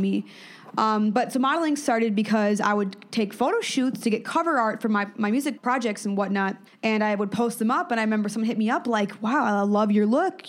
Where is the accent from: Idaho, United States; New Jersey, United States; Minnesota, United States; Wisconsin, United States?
Wisconsin, United States; Madison; moved away; born in Madison. Um, my family was all from Chicago, but I was born in Madison.